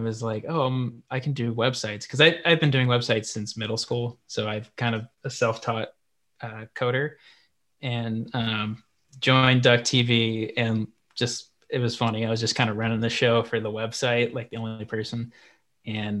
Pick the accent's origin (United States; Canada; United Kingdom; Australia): United States; Portland, Oregon; I'm from Portland, Oregon, and then I went to the University of Oregon